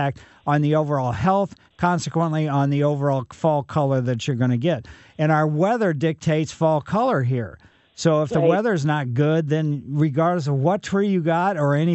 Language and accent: English; Ellisville, Missouri, United States; I grew up in Maple Lane in Ellisville